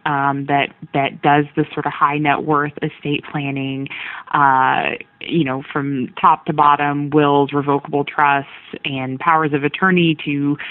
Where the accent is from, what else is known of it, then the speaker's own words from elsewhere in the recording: Junction City, Kansas, United States; also born or lived in Wichita, Kansas / New York; I'm originally from Kansas. I was initially raised in a little town called a smaller town called Junction City.